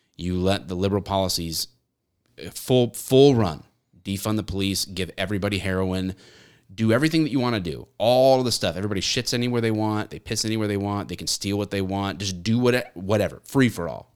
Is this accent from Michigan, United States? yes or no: yes; Michigan, United States